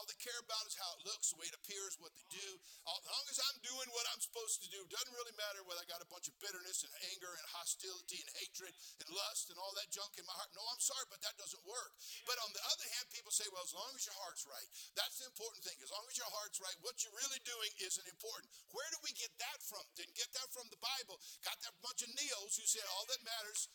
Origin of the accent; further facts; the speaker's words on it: California, United States; I'm from California